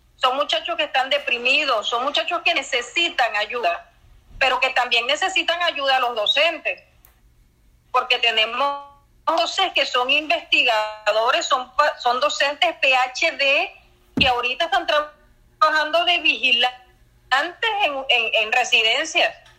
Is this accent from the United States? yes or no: no; Venezuela; como venezolano que le duele su universidad y le duele su país